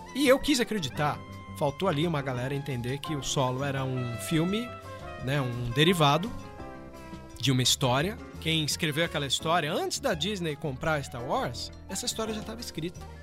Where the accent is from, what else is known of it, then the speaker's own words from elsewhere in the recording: São Bernardo do Campo, São Paulo, Brazil; moved away as an adult; also born or lived in Santos; now in Cascavel, Brazil; sou de São Bernardo, depois eu me mudei para Santos